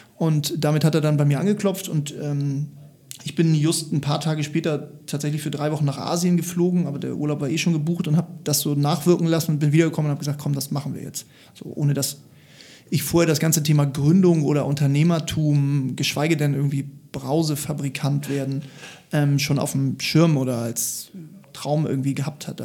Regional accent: Hamburg, Germany; also born or lived in Lüneburg; Ich bin Hamburger, ich bin tatsächlich hier groß geworden

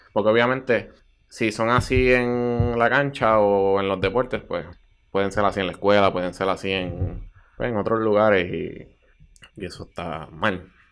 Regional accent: Bayamón, Puerto Rico; soy de Bayamón eh, naturalmente, actualmente vivo en Bayamón

